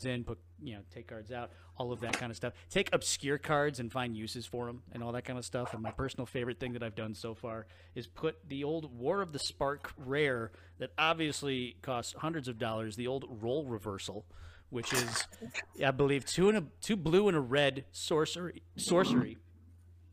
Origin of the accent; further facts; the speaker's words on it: United States; I am an American.